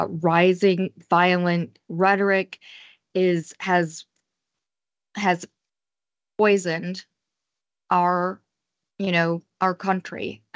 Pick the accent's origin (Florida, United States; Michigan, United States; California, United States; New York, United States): Michigan, United States; Detroit; I'm from Detroit.